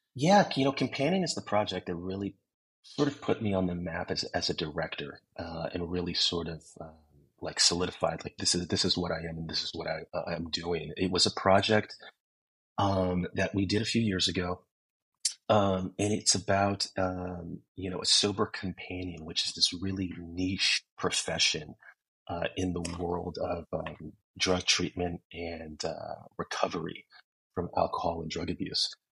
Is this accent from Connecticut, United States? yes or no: no; San Francisco, California, United States; moved away as an adult; now in Los Angeles, United States; I was born and raised in San Francisco um, in the 80s and 90s